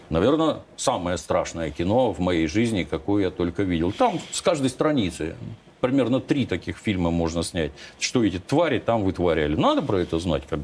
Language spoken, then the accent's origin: Russian; Kropyvnytskyi, Kirovohrad Oblast, Ukraine; now in Russia; откуда я родом